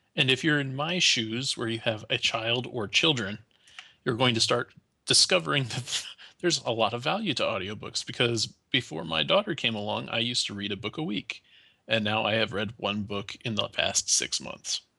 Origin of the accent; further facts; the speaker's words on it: United States; as an American